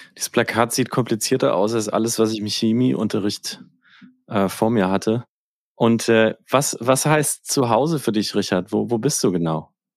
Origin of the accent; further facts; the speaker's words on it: Northern Bavaria, Germany; Ich komme aus Nordbayern